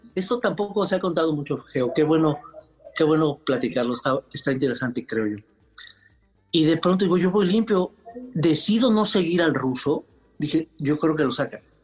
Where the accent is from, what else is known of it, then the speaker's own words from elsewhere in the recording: Mexico; como somos los, los mexicanos, los latinos